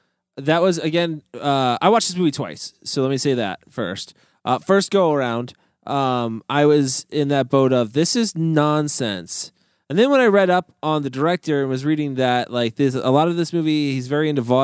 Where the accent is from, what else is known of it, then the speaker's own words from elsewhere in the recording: Missouri, United States; Like I'm from Missouri.